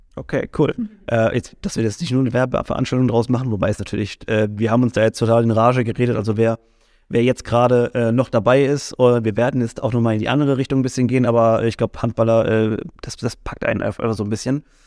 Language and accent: German; Mannheim, Baden-Württemberg, Germany; für uns als als Mannheimer oder sowas. Wir haben natürlich eine ganz andere Identifikation nochmal damit